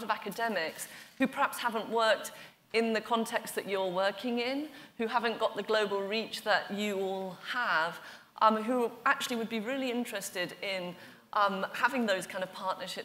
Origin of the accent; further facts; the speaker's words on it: Oxford, South East England, United Kingdom; my hometown of Oxford